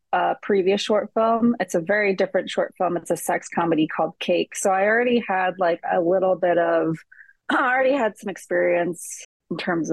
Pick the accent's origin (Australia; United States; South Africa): United States; Cleveland, Ohio; I'm originally from Cleveland